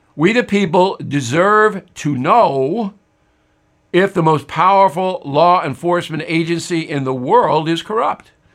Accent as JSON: {"language": "English", "country": "United States", "said": "as an American citizen"}